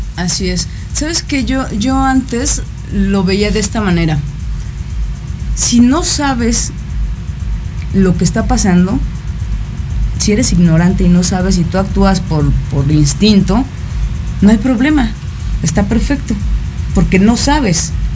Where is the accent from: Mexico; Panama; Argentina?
Mexico; Cuando nací, nací en el territorio mexicano